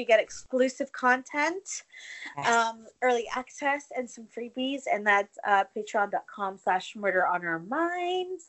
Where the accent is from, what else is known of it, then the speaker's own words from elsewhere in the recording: Canada; I'm Canadian